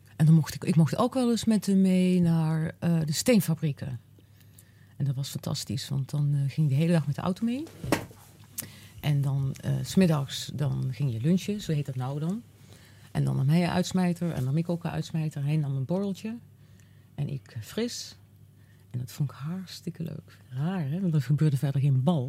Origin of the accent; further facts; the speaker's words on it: Uden, North Brabant, Netherlands; ik ben in, ik ben in Uden geboren